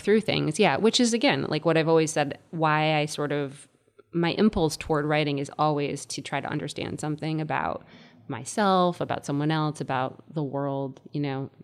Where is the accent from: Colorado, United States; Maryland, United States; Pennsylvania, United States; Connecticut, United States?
Connecticut, United States; moved away as an adult; also born or lived in Indiana; I was growing up in Connecticut